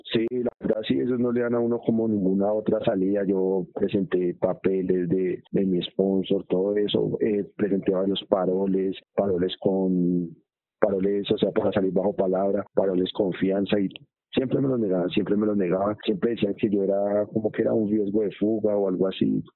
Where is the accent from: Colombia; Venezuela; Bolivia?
Colombia; moved away as an adult